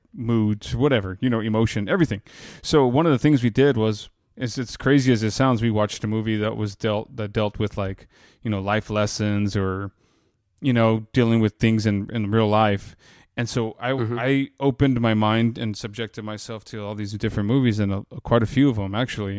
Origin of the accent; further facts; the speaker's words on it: Texas, United States; I'm from Texas